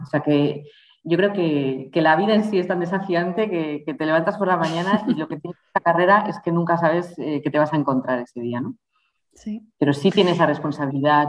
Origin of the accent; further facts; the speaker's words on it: Spain; moved away as an adult; also born or lived in Brussels / Mexico / Mozambique; en los veranos iba mucho al extranjero y siempre era la española